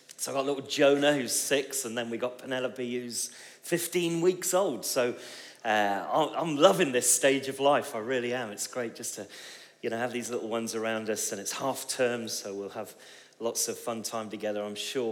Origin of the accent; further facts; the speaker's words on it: Bristol, South West England, United Kingdom; I come from Bristol